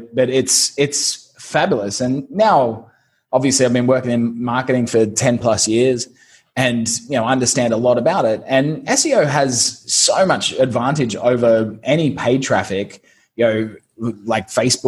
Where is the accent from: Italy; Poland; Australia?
Australia; Brisbane, Queensland; moved away as an adult; also born or lived in London; now in Saigon, Vietnam; I'm originally from Brisbane, Australia